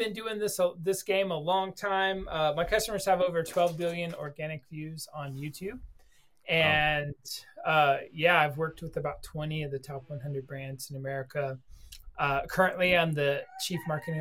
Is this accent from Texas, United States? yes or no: yes; Dallas, Texas, United States; moved away as an adult; we're from Dallas and we moved here about a year and a half ago